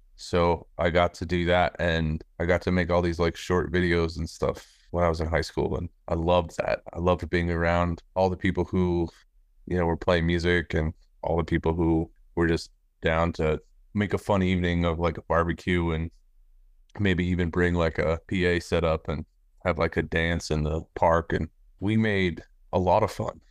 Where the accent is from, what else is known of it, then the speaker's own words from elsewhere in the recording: Littleton, Colorado, United States; I grew up in Littleton, Colorado